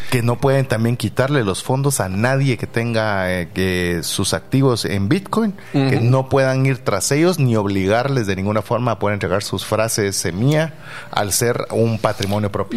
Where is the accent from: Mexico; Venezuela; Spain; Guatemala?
Guatemala; siendo un guatemalteco